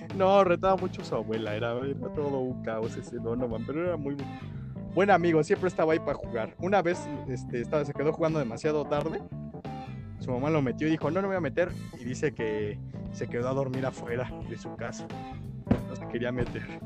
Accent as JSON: {"language": "Spanish", "region": "Mexico City", "country": "Mexico", "tie": "born or raised there", "said": "yo crecí en la Roma, en Colonia Roma"}